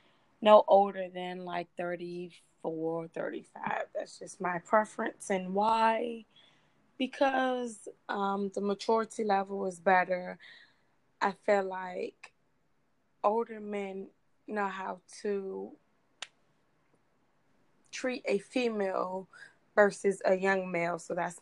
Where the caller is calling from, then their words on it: Suitland, Maryland, United States; I'm calling from Suitland.